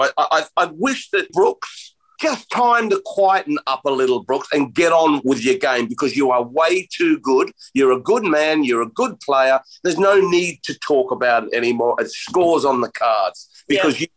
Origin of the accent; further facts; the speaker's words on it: Australia; I'm Australian